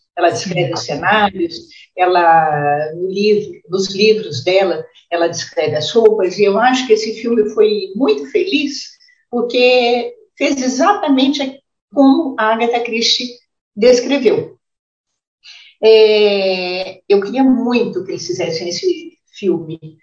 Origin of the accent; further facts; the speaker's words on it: São João del-Rei, Minas Gerais, Brazil; moved away; eu nasci em São João del Rei, morei pouco, mas passei minha infância quase inteira ainda em São João del Rei.